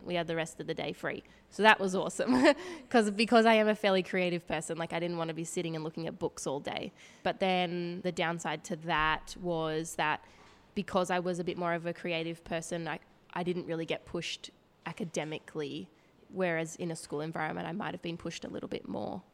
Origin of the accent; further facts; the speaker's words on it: Woy Woy, New South Wales, Australia; I grew up on the Central Coast. um, with my family there in a little town called Woi Woi